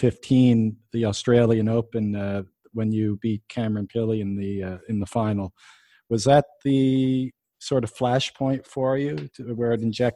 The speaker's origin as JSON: {"language": "English", "country": "Canada", "said": "I'm Canadian"}